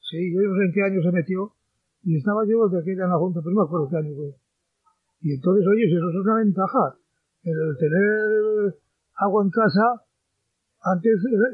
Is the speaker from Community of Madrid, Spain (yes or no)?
no; Villazala, Castile and León, Spain; born there